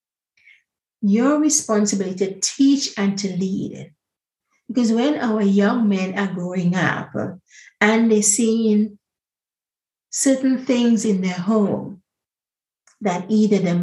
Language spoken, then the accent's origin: English; Grenada; I'm the original Spice Girl from Grenada, because I grew up on the Spice Island.